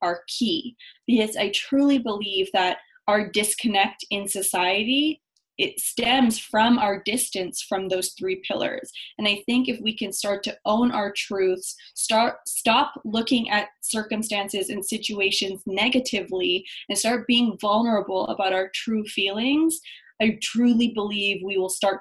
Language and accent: English; Winnipeg, Manitoba, Canada; I was born in Winnipeg, Manitoba. My mom is Chilean. My dad is Romanian. So I'm first generation Canadian.